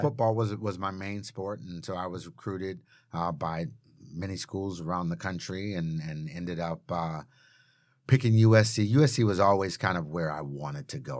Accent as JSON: {"language": "English", "town": "Chatsworth", "region": "California", "country": "United States", "tie": "born or raised there", "also_born_or_lived": "Tampa, Florida", "said": "I was born in Tampa, Florida, lived there until I was three, and then my dad got a job promotion, and we moved out here to California, to Chatsworth"}